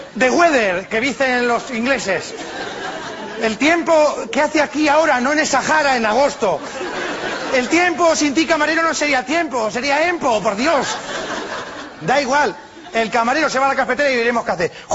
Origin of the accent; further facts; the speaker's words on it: Spain; Yo soy español.